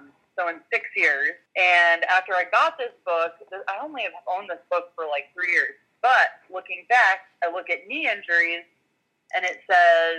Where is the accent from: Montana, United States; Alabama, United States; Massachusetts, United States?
Montana, United States; I grew up in Montana